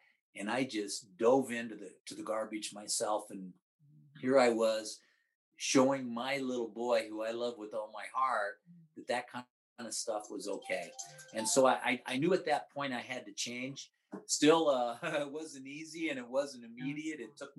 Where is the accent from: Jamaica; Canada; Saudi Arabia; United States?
United States; Midwest; And I grew up in the Midwest where it's, where it's horrible.